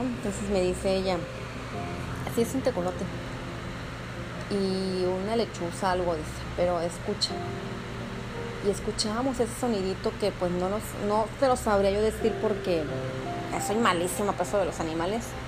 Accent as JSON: {"language": "Spanish", "country": "Mexico", "said": "como buena mexicana que, que, que soy"}